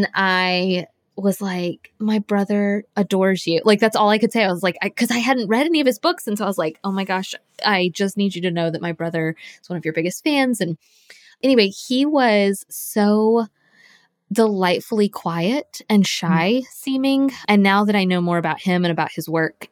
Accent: Florida, United States; I grew up in Florida, and I was born and raised there

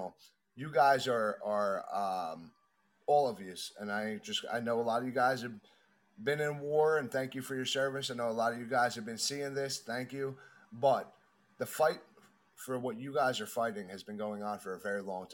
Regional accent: New York City, New York, United States; moved away; also born or lived in New Jersey; I'm originally from Brooklyn and then Jersey

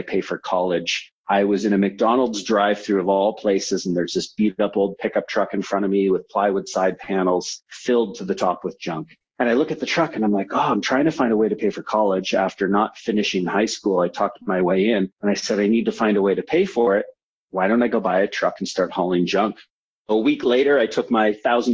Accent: Vancouver, British Columbia, Canada; also born or lived in San Francisco, United States; I'm based in Vancouver, was born in San Francisco. So at a young age, I moved from the United States as an American. Became a Canadian

